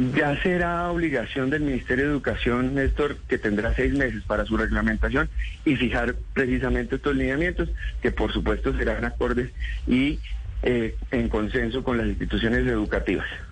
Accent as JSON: {"language": "Spanish", "region": "Boyacá", "country": "Colombia", "said": "yo soy de provincia, soy del departamento de Boyacá"}